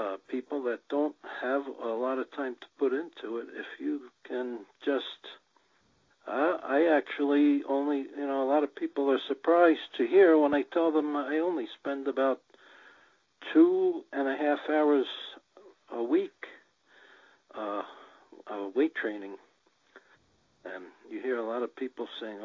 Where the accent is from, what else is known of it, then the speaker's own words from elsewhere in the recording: New Jersey, United States; I grew up in New Jersey